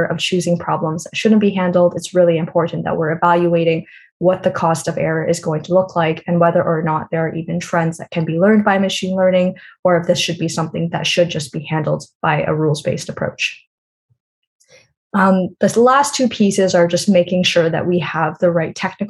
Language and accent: English; Canada; I am from Canada